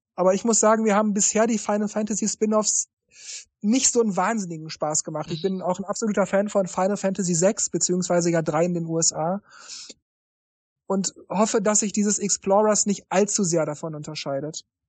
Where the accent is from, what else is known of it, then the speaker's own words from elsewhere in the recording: Japan; ich komme aus Japan